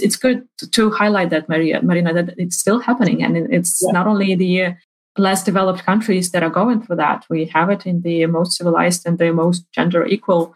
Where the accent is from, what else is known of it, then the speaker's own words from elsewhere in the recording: Ukraine; moved away; also born or lived in Sweden; I'm originally from Ukraine